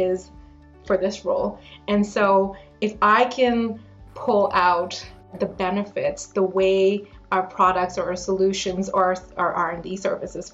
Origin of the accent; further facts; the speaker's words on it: New Delhi, Delhi, India; now in London, Canada; I've been living in Canada for the past 20 years, but I grew up in New Delhi in India, and my family moved here to London, Ontario 20 years ago this year.